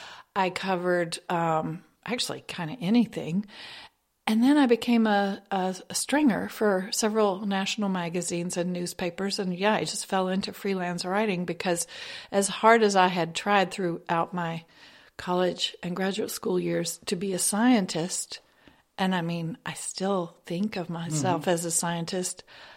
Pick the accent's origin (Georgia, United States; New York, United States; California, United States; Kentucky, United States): Kentucky, United States; I'm from hereabouts, to be honest. I grew up in Kentucky, over on the other side of the mountains